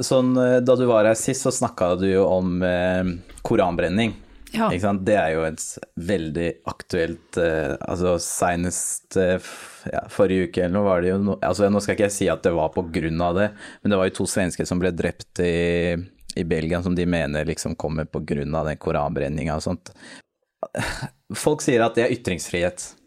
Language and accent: Norwegian; Norway; jeg er jo født og oppvokst i Norge